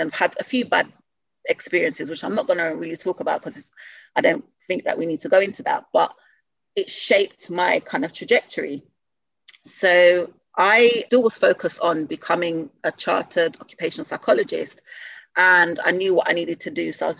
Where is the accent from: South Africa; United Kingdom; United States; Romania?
United Kingdom; London; I grew up in Southeast London when I came to the UK.